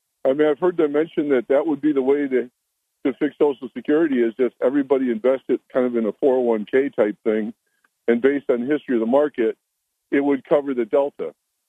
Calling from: Endicott, New York, United States; Yeah, … from Endicott.

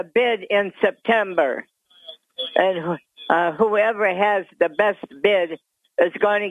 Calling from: Dickinson, New York, United States; …, from the town of Dickinson.

